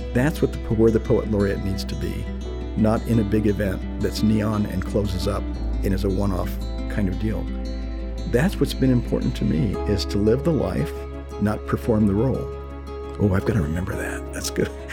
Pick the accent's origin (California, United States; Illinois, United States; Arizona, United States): Arizona, United States; Nogales; first language Spanish; English is a second language; I was born in Nogales, Arizona, on the border between uh, Arizona and Mexico